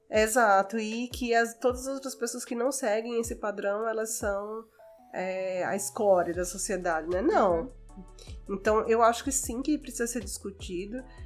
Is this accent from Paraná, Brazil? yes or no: no; Natal, Rio Grande do Norte, Brazil; moved away as an adult; also born or lived in Fortaleza; now in São Paulo, Brazil; sou de Natal e estudei em Fortaleza.